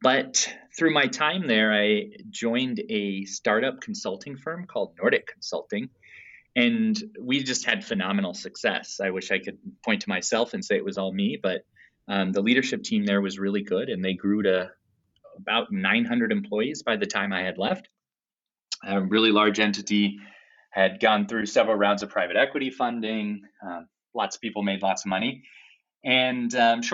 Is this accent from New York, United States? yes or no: no; Bay Area, California, United States; moved away as an adult; also born or lived in Philadelphia, United States; now in Madison, United States; I grew up in the Bay Area